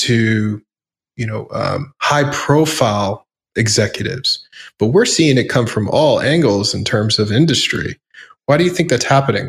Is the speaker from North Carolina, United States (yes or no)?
no; New York City, New York, United States; I grew up in the New York punk rock scene